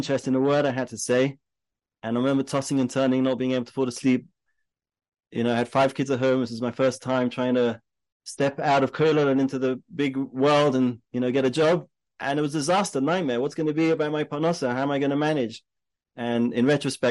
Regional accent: London, United Kingdom; moved away as an adult; now in Israel; I grew up in London, went to Hasmonean

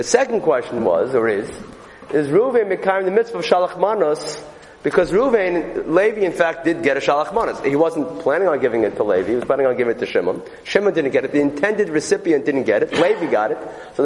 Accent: New York City, New York, United States; I grew up in Borough Park

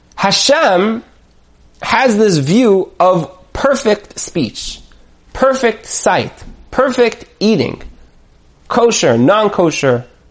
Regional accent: United States; I'm an American

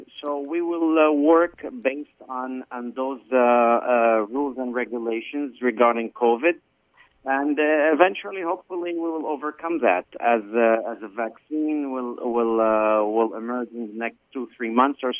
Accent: Beirut, Beirut Governorate, Lebanon; first language Arabic; English is a second language; now in New York, United States; having been born in Beirut. My first language that I spoke was Arabic

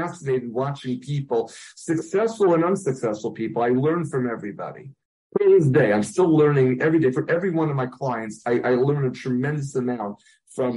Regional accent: New York City, New York, United States; I grew up in Brooklyn

